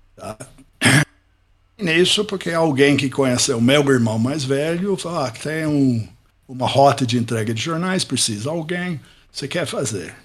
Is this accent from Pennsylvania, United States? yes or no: yes; Pittsburgh, Pennsylvania, United States; Portuguese is a second language; moved away as an adult; also born or lived in Ohio / Campinas, Brazil; now in Brazil; Eu nasci em Pittsburgh, sou americano, Pittsburgh, Pensilvânia. Nasci num bairro operário